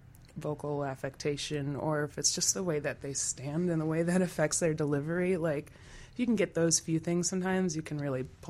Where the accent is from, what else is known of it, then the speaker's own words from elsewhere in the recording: Wisconsin, United States; It's like, why would I ever move to Milwaukee? I'm from Wisconsin.